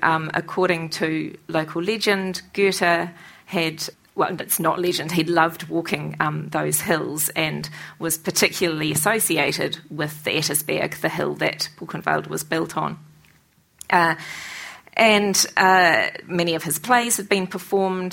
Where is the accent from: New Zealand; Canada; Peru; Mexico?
New Zealand; I, as a New Zealander